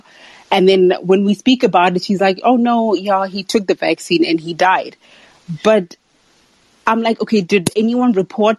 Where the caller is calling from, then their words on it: South Africa; I'm calling from South Africa